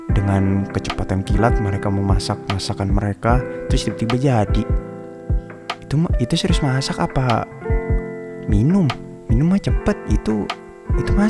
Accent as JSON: {"language": "Indonesian", "region": "Kalimantan", "country": "Indonesia", "said": "karena gue orang Kalimantan jadi tahu"}